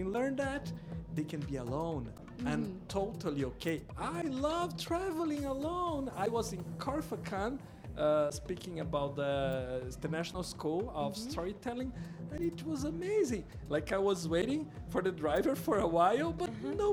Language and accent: English; Brazil; first language Portuguese; English is a second language